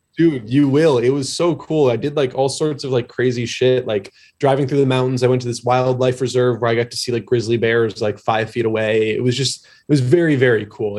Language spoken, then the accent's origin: English; a suburb of Detroit, Michigan, United States; moved away; also born or lived in Newport, Rhode Island; I'm from Michigan originally, a suburb of Detroit